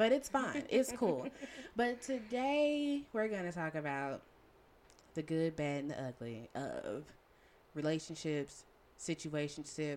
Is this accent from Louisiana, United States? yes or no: yes; Shreveport, Louisiana, United States; my hometown of Shreveport, Louisiana